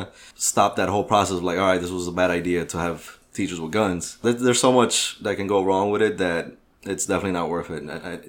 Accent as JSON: {"language": "English", "town": "Miami", "region": "Florida", "country": "United States", "tie": "born or raised there", "said": "And my elementary school was in Overtown when gangs were actually there."}